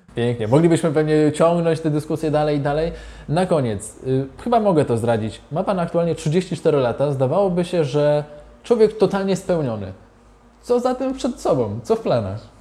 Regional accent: Zielona Góra, Lubusz Voivodeship, Poland; Ja pochodzę z Zielonej Góry

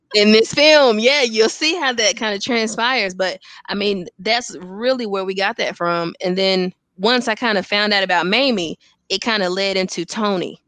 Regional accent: Gastonia, North Carolina, United States; I'm actually from Gastonia, North Carolina, born and, and raised

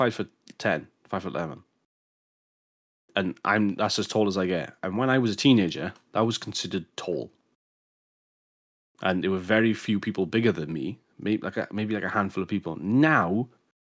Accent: Welsh, Wales, United Kingdom; I'm Welsh

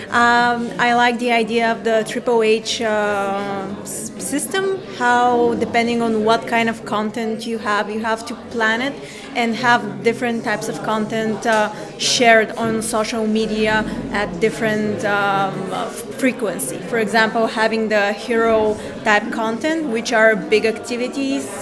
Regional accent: Bulgaria; I'm also a second year marketing student. Uh, I'm from Bulgaria

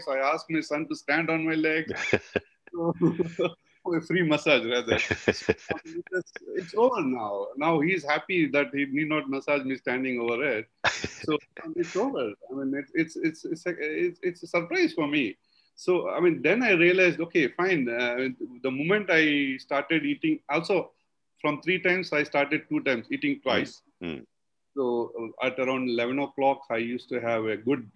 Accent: South India, India; we are all being from South India. We have a concept of eating yogurt rice after good meat

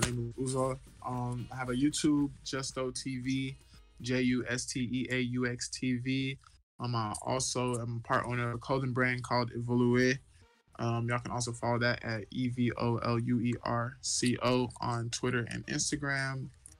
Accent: Dallas, Texas, United States; I'm from Dallas. I transferred to the University of Houston.

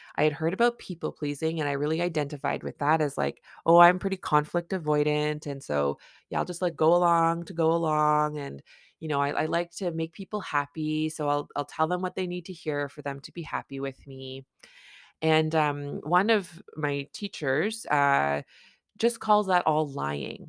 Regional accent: Canada; I'm a Canadian family physician

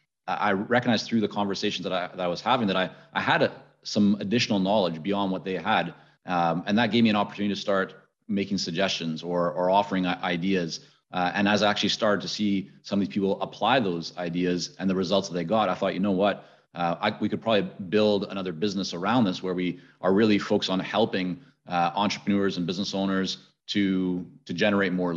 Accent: Vancouver, British Columbia, Canada; also born or lived in Middle East; I had spent time growing up in the Middle East. I was growing up then later in Vancouver high school years

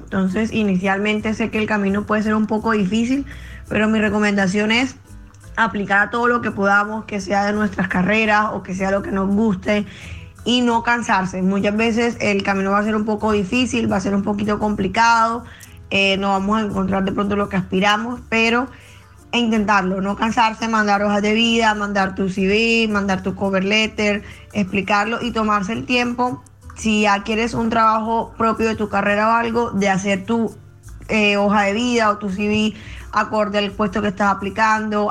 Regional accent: Colombia; now in Oslo, Norway; soy de Colombia, ahora mismo estoy viviendo en Oslo

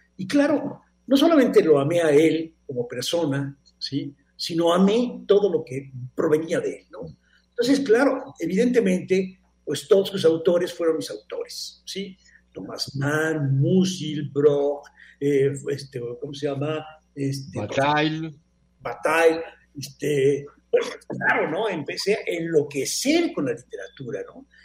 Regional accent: Mexico; soy de México

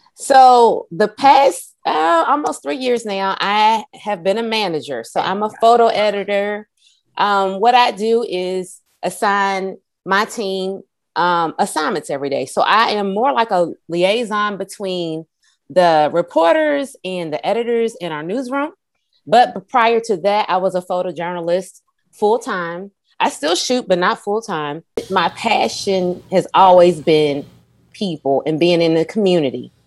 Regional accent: Louisville, Kentucky, United States; my hometown of Louisville

